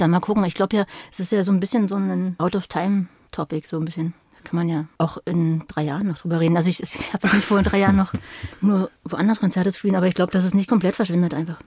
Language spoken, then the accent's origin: German; Berlin, Germany; also born or lived in Madrid; also ich bin halt als Kind in Ostberlin aufgewachsen